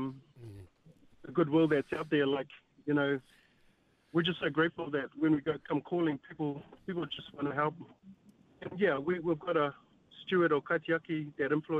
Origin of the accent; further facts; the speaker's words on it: New Zealand; a Kiwi boy